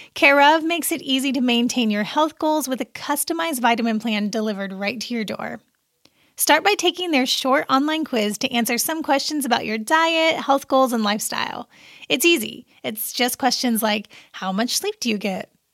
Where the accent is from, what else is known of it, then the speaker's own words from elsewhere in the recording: Seymour, Indiana, United States; I am from a little town called Seymour in southern Indiana, and my hometown paper